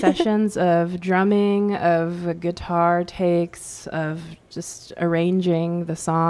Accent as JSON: {"language": "English", "region": "Washington", "country": "United States", "tie": "born or raised there", "said": "I'm from Washington, so I grew up in that grunge era and Riot Girl era."}